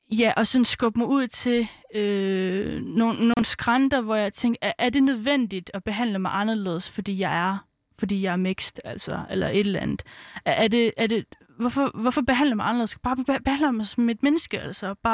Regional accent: Svendborg, Southern Denmark, Denmark; born there; Jamen, jeg kommer fra Fyn. Nej, men altså, hvor kommer du fra? Jamen, altså, jeg, jeg er født på Fyn, altså, jeg er født i Svendborg.

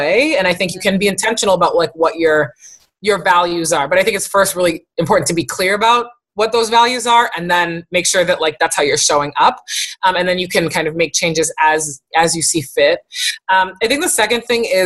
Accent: East Coast, United States; I come from two Haitian parents and uh-huh. I'm from the East Coast

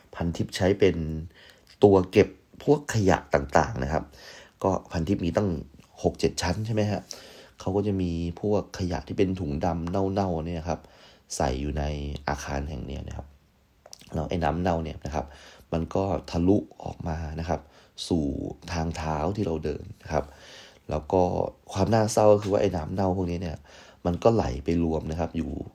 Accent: Prachuap Khiri Khan, Thailand; now in Bangkok, Thailand; กลับไปที่บ้านเกิดนะครับก็คือที่ประจวบ

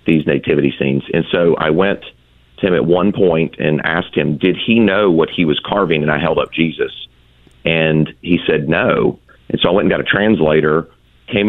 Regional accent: Atlanta, Georgia, United States; we were all born and raised in Atlanta

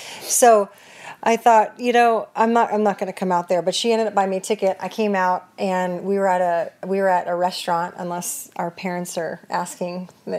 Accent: Los Angeles, California, United States; moved away; I'm from Los Angeles originally.

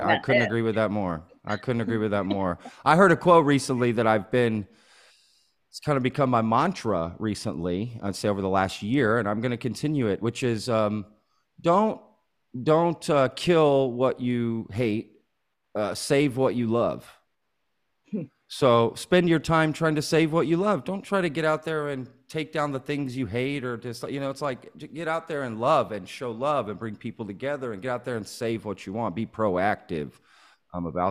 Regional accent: Texas, United States; I'm very Texan

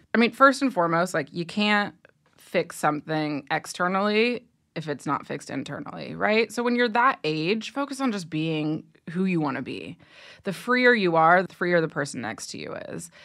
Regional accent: Ohio, United States; I grew up in Ohio

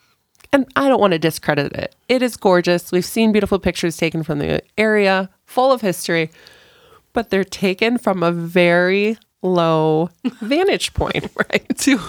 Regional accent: Wisconsin, United States; now in Great Falls, United States; when I grew up in Wisconsin, who also has a lot of Native American history in it

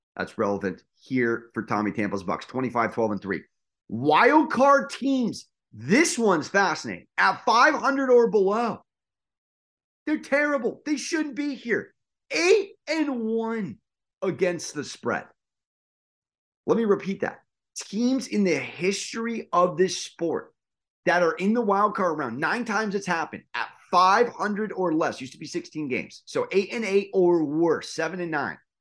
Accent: San Diego, California, United States; I'm from San Diego

